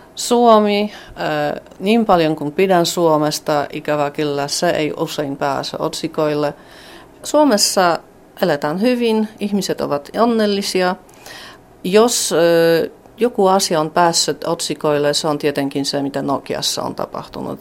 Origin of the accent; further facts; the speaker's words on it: Poland; me olemme Puolasta